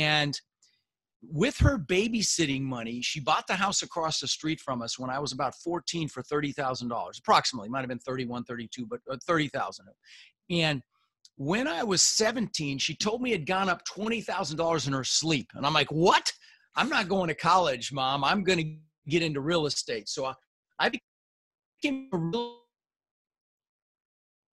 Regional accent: Denver, Colorado, United States; also born or lived in Netherlands; we ended up in Denver, Colorado

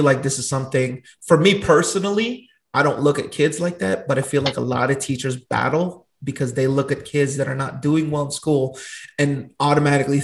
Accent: Long Beach, California, United States; I grew up in Long Beach, Carson, Compton area.

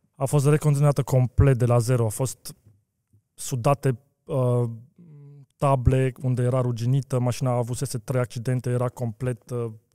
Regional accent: Romania; also born or lived in Bucharest; eu sunt român și sunt mândru că sunt român

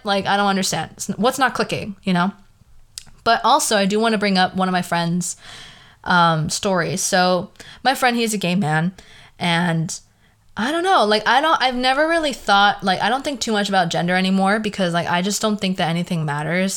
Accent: the Valley, California, United States; accent: Valley girl; I have a very Valley girl accent. It's just, like, who I am. I was born in the Valley

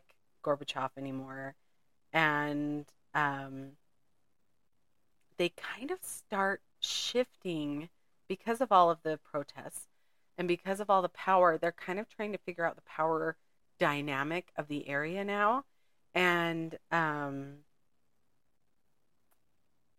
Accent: United States; I'm an American.

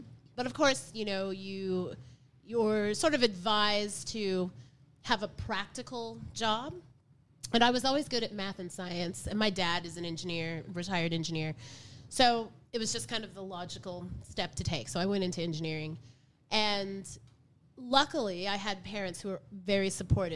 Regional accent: Tulsa, Oklahoma, United States; moved away as an adult; also born or lived in Los Angeles / Germany; now in Melbourne, Australia; I'm from Tulsa, Oklahoma

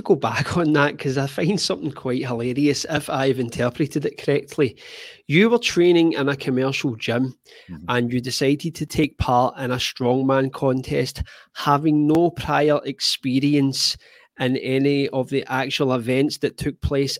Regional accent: United Kingdom; I come from Great Britain

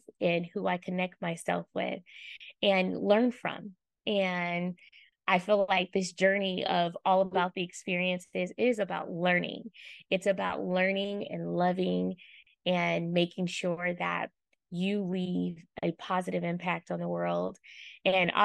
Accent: Oakland, California, United States; I hail from East Oakland, California

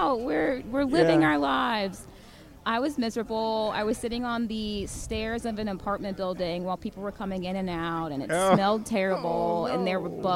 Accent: Jersey City, New Jersey, United States; now in Orlando, United States; I live here in Orlando, but I'm originally from New Jersey. So Jersey girl through and through

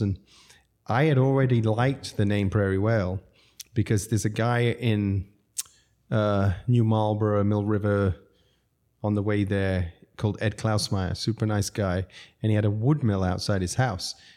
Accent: Zambia; moved away; also born or lived in London / New York City; I grew up in Zambia

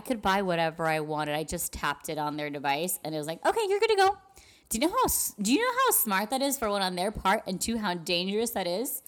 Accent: El Paso, Texas, United States; I'm from El Paso

